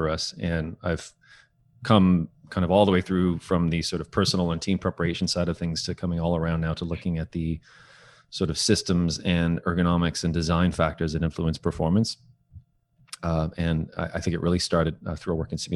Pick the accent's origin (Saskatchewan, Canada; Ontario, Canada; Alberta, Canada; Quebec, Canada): Ontario, Canada; Toronto; also born or lived in Kingston; I was born and raised in Toronto